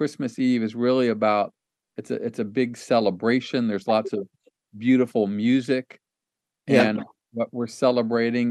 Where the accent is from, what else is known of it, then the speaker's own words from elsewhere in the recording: Ohio, United States; I grew up in Lutheran church in Ohio